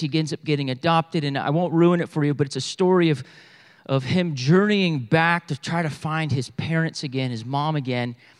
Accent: Bible Belt, the South, United States; we're from the South, Bible Belt South

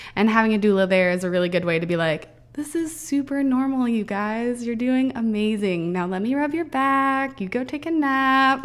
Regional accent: Kentucky, United States; moved away as an adult; now in Everett, United States; I'm from Kentucky, and, um, I, Doug and I both moved out here together about seven years ago. We've been together since high school

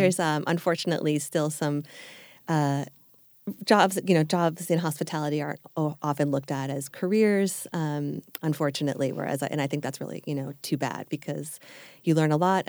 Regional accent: Long Island, New York, United States; moved away as an adult; also born or lived in Manhattan, New York / Japan; now in Los Angeles, United States; I grew up on Long Island, uh, about an hour or so outside of New York City, and lived there all the way through till I left for college

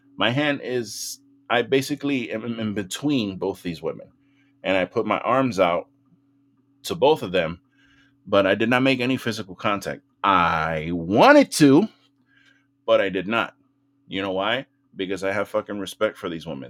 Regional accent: New York City, New York, United States; growing up in the Bronx

